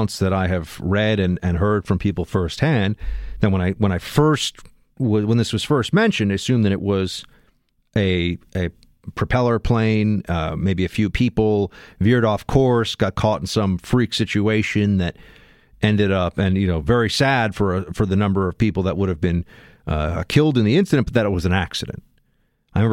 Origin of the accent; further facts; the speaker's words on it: New York City, New York, United States; a kid growing up in New York